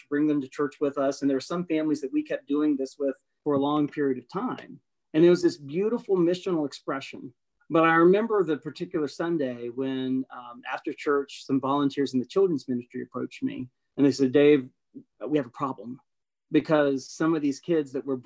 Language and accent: English; a small town in Tennessee, United States; moved away as an adult; also born or lived in North Carolina; my hometown